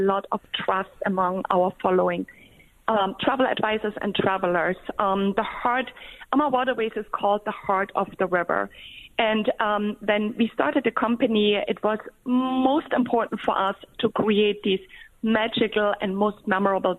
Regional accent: Germany; I was born in Germany on a different river.

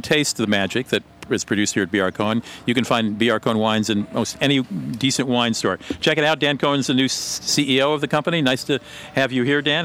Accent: Germany; moved away; I grew up in Germany.

